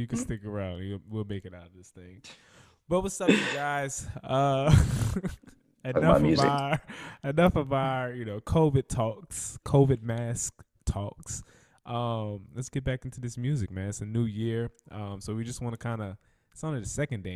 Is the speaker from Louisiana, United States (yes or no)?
yes; Franklin, Louisiana, United States; also born or lived in Atlanta, Georgia; now in Los Angeles, United States; went back home to my hometown of Franklin, Louisiana.